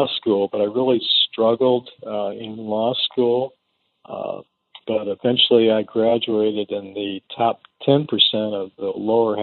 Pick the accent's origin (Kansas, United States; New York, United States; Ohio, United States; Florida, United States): Ohio, United States; Defiance; also born or lived in Kentucky / India / Toledo, Ohio; I was born in a little town in Ohio called Defiance